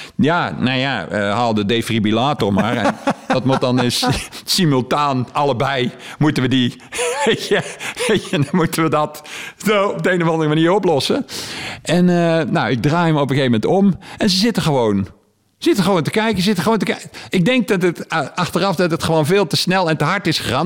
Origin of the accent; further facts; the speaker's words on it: Heeswijk, North Brabant, Netherlands; ik kom hier uit Heeswijk.